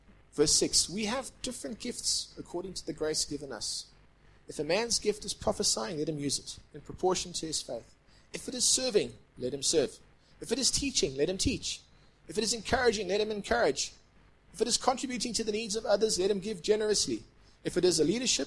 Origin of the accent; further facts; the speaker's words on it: Durban, KwaZulu-Natal, South Africa; now in Johannesburg, South Africa; I grew up in Point Road, Durban.